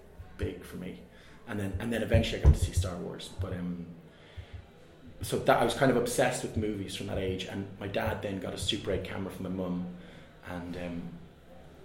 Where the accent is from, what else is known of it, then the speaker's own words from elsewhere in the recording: Navan, Leinster, Ireland; I'm from Navan and it's a small town